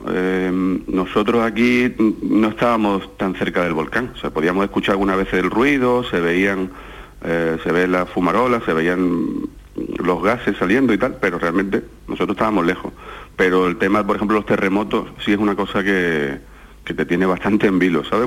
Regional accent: Algeciras, Andalusia, Spain; now in La Palma, Spain; toda mi familia que está en Algeciras, yo soy de Algeciras

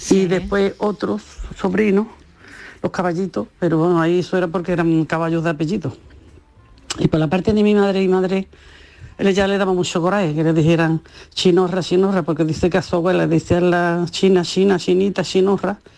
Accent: Cádiz, Andalusia, Spain; porque soy gemelo con mi hermano y en Cádiz, todo que sea mellizo o gemelo, le dicen ….

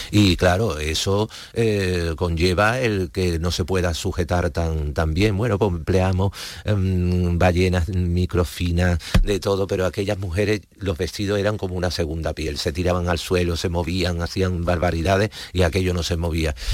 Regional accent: Seville, Andalusia, Spain; de España soy de Sevilla vengo

